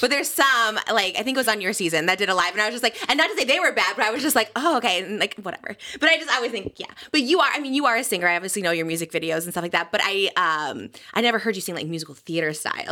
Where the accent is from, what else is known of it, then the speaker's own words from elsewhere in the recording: Midwest, United States; I'm from the Midwest